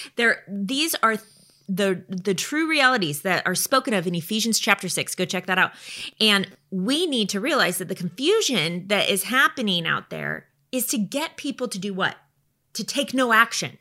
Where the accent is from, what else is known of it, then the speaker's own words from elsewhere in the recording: United States; we live in the United States